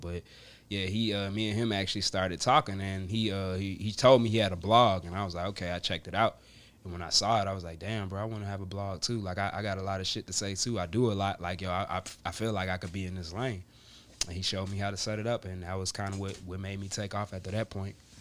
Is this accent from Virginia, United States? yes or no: yes; Richmond, Virginia, United States; also born or lived in Atlanta, Georgia / Long Island, New York / North Carolina; Originally born in Atlanta, Georgia, but I was raised in Richmond, Virginia